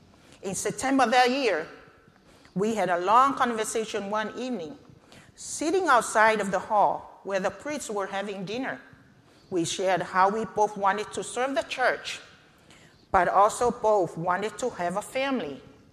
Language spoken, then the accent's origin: English; Samoa; moved away as an adult; also born or lived in American Samoa; I attended the Catholic high school, what we call college in Samoa.